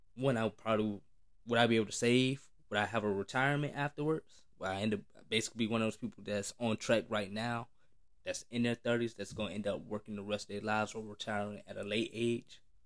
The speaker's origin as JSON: {"language": "English", "region": "the South", "country": "United States", "tie": "born or raised there", "said": "especially black, growing up in the South"}